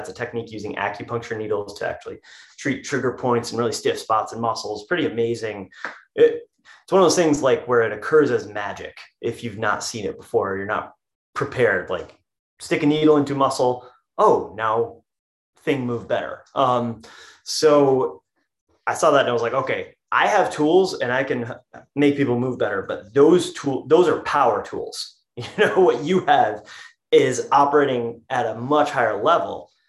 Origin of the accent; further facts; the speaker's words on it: East Grand Rapids, Michigan, United States; also born or lived in Lansing, Michigan; I was born in Lansing, Michigan. I'm currently in a house in East Lansing, Michigan, not too far from there. Um, I went to high school in East, East Grand Rapids, Michigan